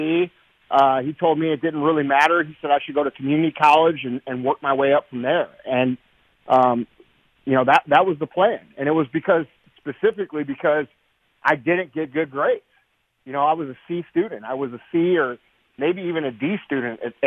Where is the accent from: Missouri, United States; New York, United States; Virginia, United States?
Missouri, United States; St. Louis; I grew up here in St. Louis, Missouri